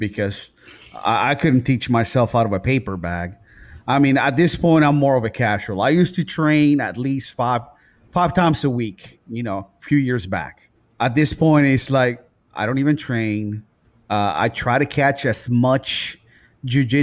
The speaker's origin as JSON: {"language": "English", "country": "Puerto Rico", "moved": "yes", "said": "I'm tropical. I'm from the island. I'm from Puerto Rico"}